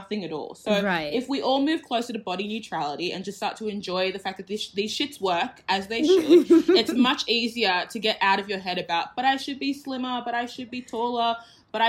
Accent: Australia; I was born in Australia

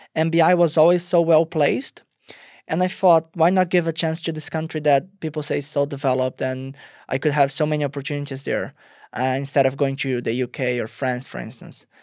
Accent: Rio de Janeiro, Brazil; moved away as an adult; I'm originally from Rio, Brazil. Uh, I went to international school there

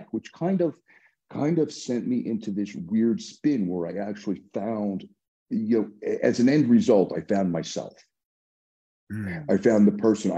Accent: New York City, New York, United States; I grew up in the Bronx

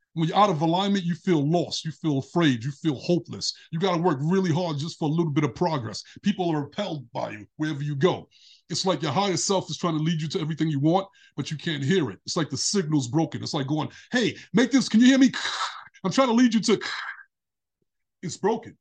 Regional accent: New York City, New York, United States; I grew up in Brooklyn when I was little

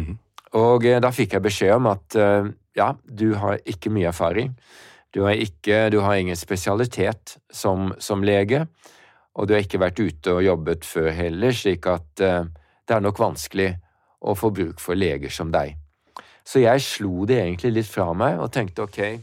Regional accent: Norway; Jeg kommer fra Norge

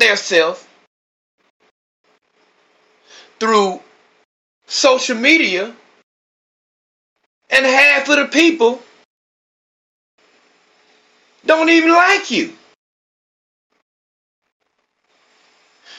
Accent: Georgia, United States; now in Austin, United States; Now I'm from Georgia, but I live in Texas now

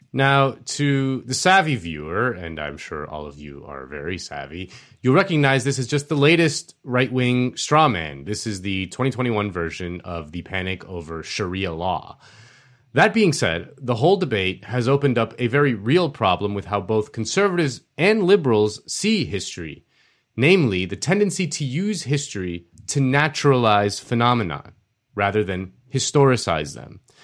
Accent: Florida, United States; my home state of Florida.

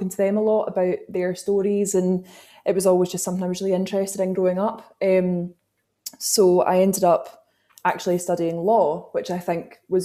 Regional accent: Glasgow, Scotland, United Kingdom; I grew up in Glasgow

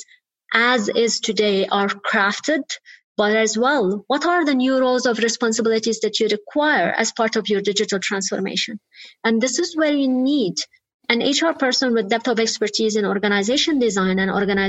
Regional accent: Lebanon; I am originally Lebanese. I grew up in Lebanon, as you said, during the Lebanese war.

